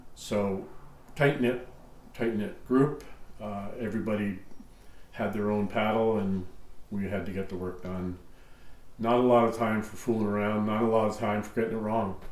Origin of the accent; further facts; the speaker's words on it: Stouffville, Ontario, Canada; also born or lived in Welland, Ontario; I grew up in Stouffville, which is an hour away